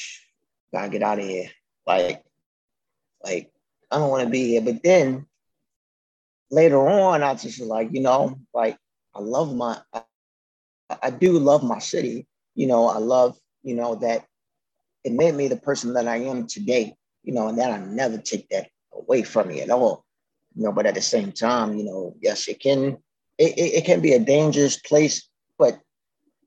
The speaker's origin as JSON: {"language": "English", "town": "Baltimore", "region": "Maryland", "country": "United States", "tie": "born or raised there", "said": "growing up in the city, you know, like my parents and everything, like, We're survivors"}